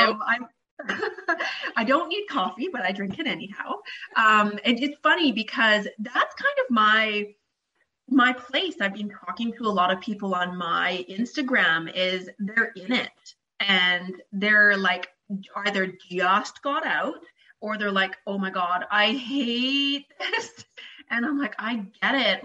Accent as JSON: {"language": "English", "country": "Canada", "said": "I'm Canadian."}